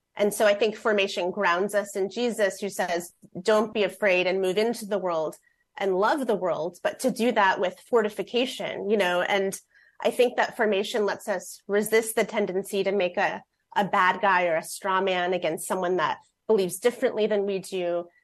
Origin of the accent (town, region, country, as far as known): Fort Wayne, Indiana, United States; born or raised there; moved away as an adult; now in Seattle, United States